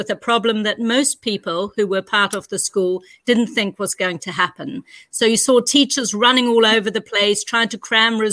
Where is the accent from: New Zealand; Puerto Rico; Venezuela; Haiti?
New Zealand; accent: New Zealand; moved away as an adult; also born or lived in Hamburg, Germany / Vienna, Austria / Zurich, Switzerland / Panama; now in Bergen, Norway; As you can probably hear by my accent, I come from New Zealand